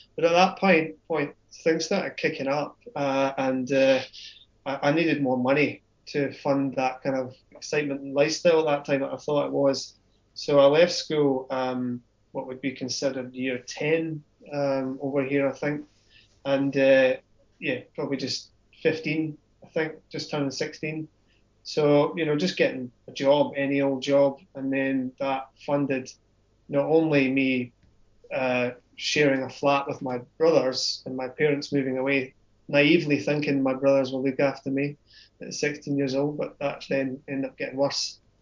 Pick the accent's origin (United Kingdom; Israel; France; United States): United Kingdom; Scotland; grew up in Scotland.